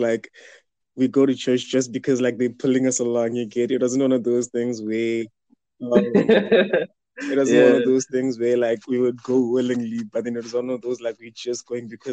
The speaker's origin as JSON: {"language": "English", "country": "South Africa", "said": "I'm from South Africa"}